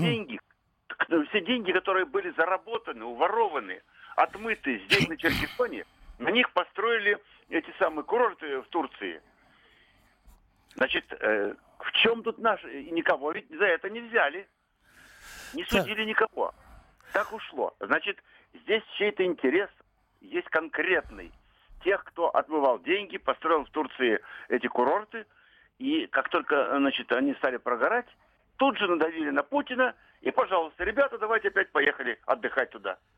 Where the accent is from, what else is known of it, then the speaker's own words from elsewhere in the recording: Moscow Oblast, Russia; я здесь, в Подмосковье